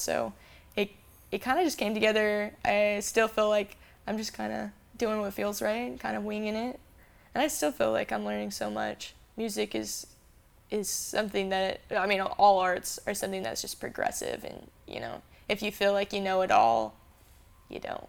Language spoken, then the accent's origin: English; Phoenix, Arizona, United States; also born or lived in Salt Lake City, Utah; I'm born and raised in Phoenix, and I moved to Utah to go to school